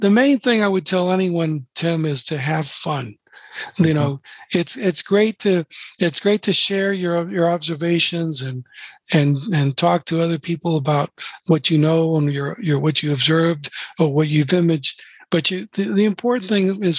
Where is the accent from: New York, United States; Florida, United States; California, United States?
Florida, United States; I'm from Florida. So I'm from Florida